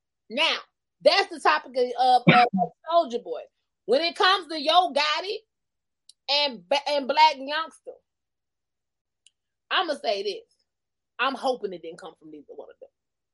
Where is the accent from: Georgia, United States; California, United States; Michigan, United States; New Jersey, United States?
Georgia, United States; Columbus; born there; now in Albany, United States; I wasn't born in Albany. I was born in Columbus, Georgia, at the motherfucking medical center.